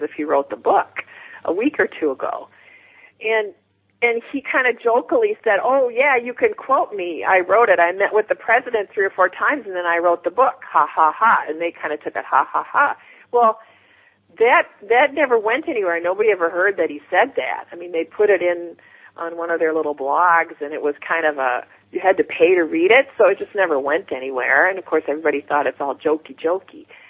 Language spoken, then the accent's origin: English; Chicago, Illinois, United States; I'm from Chicago.